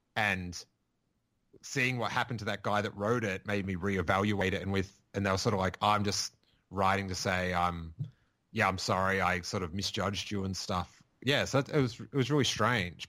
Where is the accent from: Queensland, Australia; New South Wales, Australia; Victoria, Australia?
Victoria, Australia; Rosebud; I grew up in Rosebud